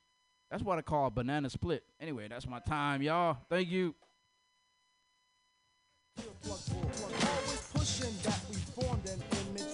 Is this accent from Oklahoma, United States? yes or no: no; Stockton, California, United States; I'm from Stockton.